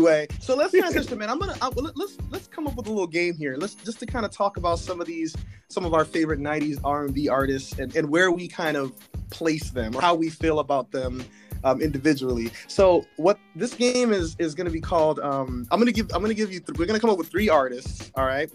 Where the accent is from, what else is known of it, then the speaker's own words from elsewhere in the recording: Southern California, United States; I growing up in Southern California, growing up a lot around a lot of Mexicans